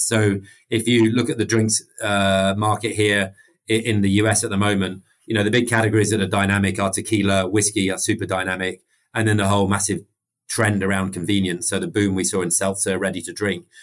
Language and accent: English; United Kingdom; accent: British; also born or lived in Mexico; everyone can tell I'm I'm British from my my accent